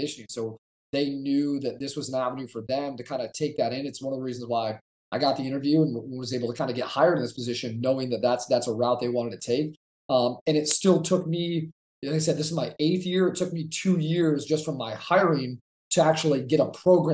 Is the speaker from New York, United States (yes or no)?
yes; New York, United States; moved away as an adult; I'm originally from New York